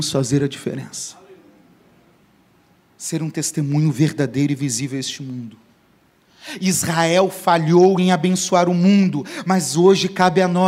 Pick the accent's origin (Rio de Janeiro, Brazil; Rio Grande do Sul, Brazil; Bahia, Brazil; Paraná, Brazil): Paraná, Brazil; moved away; lá no Paraná, onde eu cresci